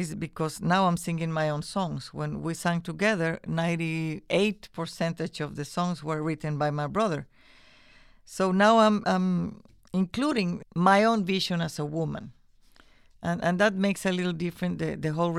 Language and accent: English; Nicaragua; moved away; also born or lived in Norway; I come from Nicaragua